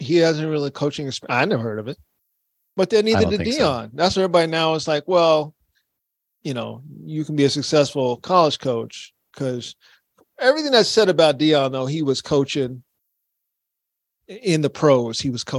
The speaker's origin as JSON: {"language": "English", "town": "Baltimore", "region": "Maryland", "country": "United States", "said": "I'm from Baltimore. We didn't snitch."}